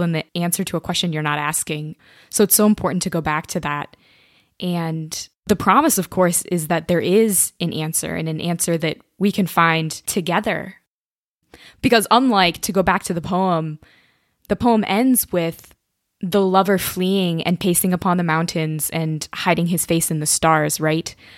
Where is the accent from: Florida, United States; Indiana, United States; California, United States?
Indiana, United States; moved away as an adult; now in Cambridge, United Kingdom; I'm originally from Indiana, so I was a townie at Notre Dame